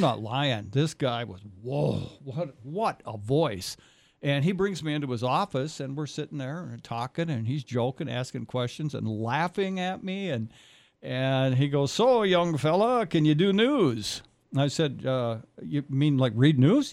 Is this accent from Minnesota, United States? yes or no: yes; Foley, Minnesota, United States; I'm on the Benton and Sherburne County line, but Foley